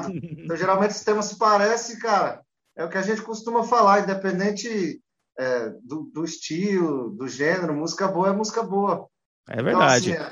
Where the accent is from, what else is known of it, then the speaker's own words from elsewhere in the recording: Brasília, Federal District, Brazil; Tanto eu quanto o Ron, a gente é de Brasília